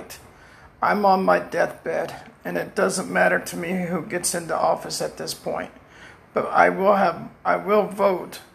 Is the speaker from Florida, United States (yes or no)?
yes; Pembroke Pines, Florida, United States; I'm from Pembroke Pines, Florida.